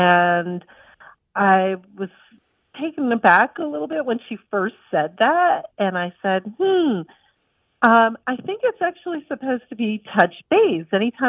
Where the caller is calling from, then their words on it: Charlotte, North Carolina, United States; I'm calling from Charlotte, North Carolina.